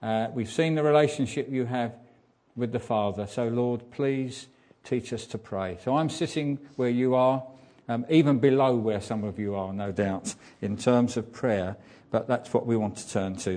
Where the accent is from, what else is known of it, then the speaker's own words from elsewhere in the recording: England, United Kingdom; as English people